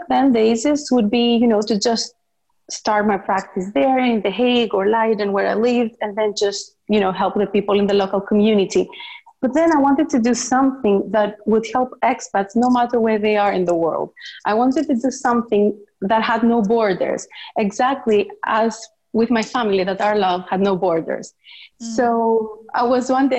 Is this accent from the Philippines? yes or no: no; Greece; moved away as an adult; also born or lived in Netherlands; I was born and raised in Greece by a Greek father and an Assyrian mother